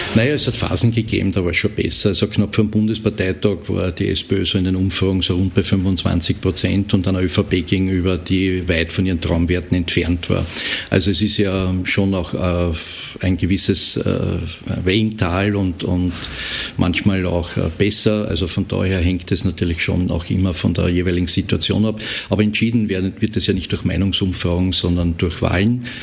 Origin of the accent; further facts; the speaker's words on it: Austria; bei uns in Österreich